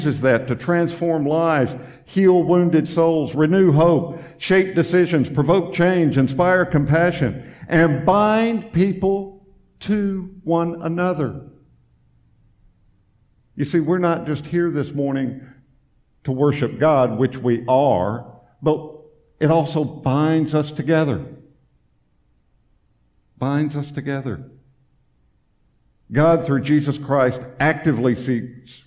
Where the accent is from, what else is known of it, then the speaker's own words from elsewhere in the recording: Tennessee, United States; moved away as an adult; now in Florida, United States; we're originally from Tennessee